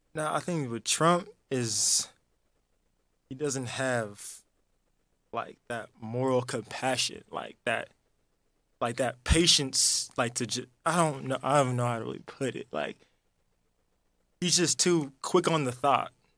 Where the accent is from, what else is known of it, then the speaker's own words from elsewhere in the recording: Los Angeles, California, United States; born and raised in the Valley, California.